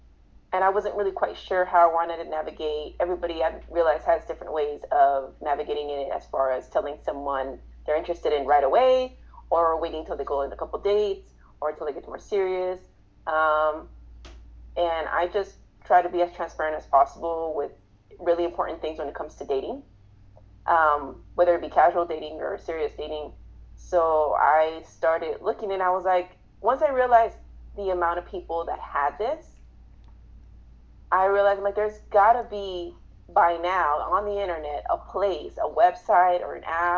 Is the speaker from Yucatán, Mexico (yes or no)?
no; Mexico City, Mexico; also born or lived in Inglewood, California; now in Las Vegas, United States; I'm Mexican. Mexican American. I've been living in Vegas for 20-ish years. But I was born in Mexico City, and then I moved to Inglewood, California, LA area. Then I moved to Vegas.